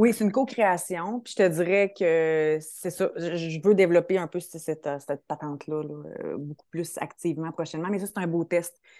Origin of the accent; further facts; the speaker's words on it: Quebec City, Quebec, Canada; j'ai fait un DEC au Collège Garneau, je suis de Québec